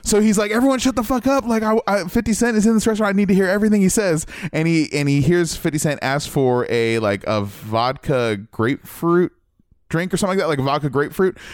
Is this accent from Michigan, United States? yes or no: no; Midwest, Ohio, United States; moved away; I'm from the Midwest originally